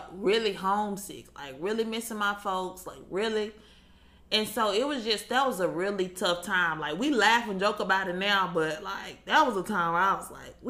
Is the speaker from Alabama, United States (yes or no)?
yes; Huntsville, Alabama, United States; I was born and raised in Huntsville. I went to college in Huntsville.